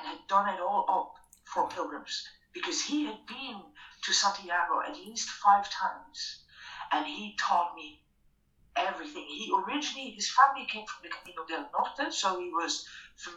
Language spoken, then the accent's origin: English; Ireland; I'm from Ireland